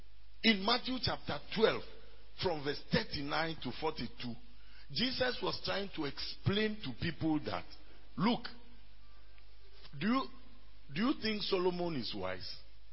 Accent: Ghana; first language Ewe; English is a second language; I moved from Kwasa to Aplau. And I speak Ewe fluently, my native tongue.

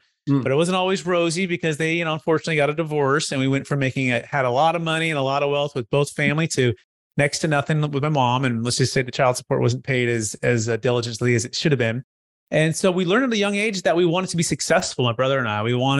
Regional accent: Bay Area, California, United States; I grew up in the Bay Area originally with my parents, mom and dad, my brother, building homes, mostly in Silicon Valley, East Bay.

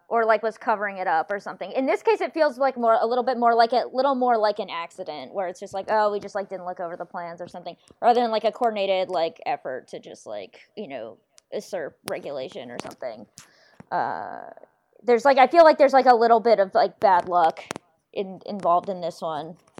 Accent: North Carolina, United States; I'm from North Carolina

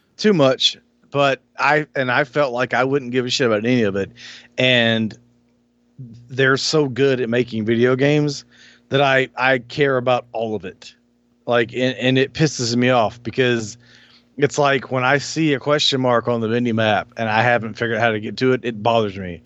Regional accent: Alabama, United States; I grew up in Alabama

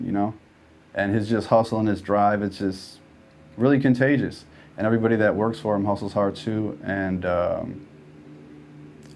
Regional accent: Chicago, Illinois, United States; Chicago just really birthed that hustle, I think, in both of us

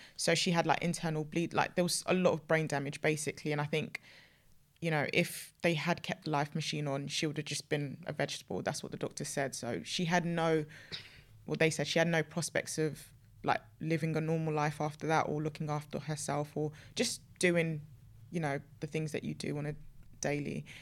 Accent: Nigeria; I'm African, I'm Nigerian

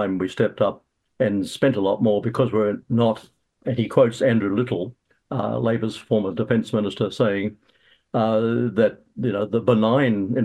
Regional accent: Australia; now in New Zealand; I'm born in Australia

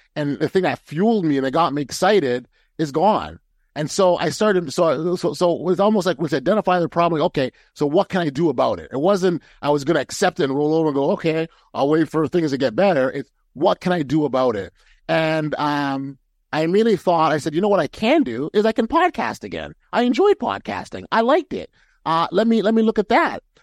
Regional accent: Toronto, Ontario, Canada; I'm a Toronto guy, and so I support my hometown Raptors

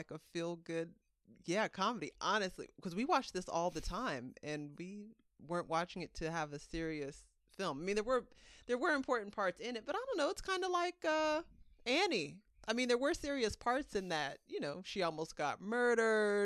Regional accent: Bay Area, California, United States; the Bay Area is a region

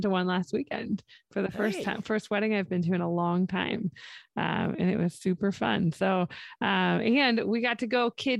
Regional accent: Ohio, United States; moved away; also born or lived in West Texas; I'm from Ohio

